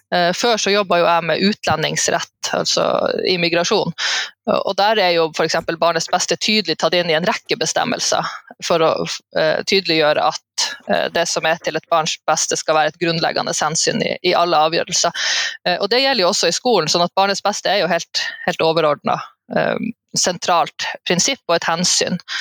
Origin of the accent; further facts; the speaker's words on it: Alta and Tromsø, Troms og Finnmark, Norway; fra Alta og Tromsø, altså litt fra begge de plassene